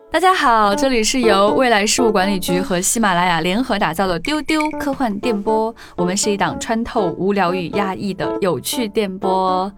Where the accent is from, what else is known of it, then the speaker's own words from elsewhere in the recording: Xi'an, Shaanxi, China; 我家在西安